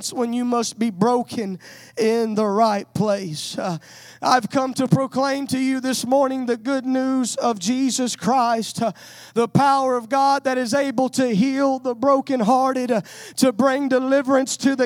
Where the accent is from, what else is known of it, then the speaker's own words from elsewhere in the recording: Louisiana, United States; now in West Texas, United States; I was raised in Louisiana, but I moved to West Texas